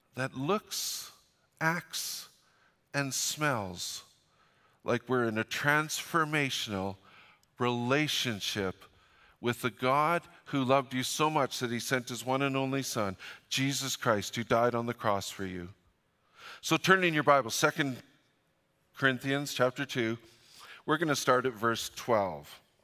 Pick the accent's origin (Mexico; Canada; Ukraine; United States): Canada; Fort St. John, British Columbia; moved away; I'm from Fort Saint John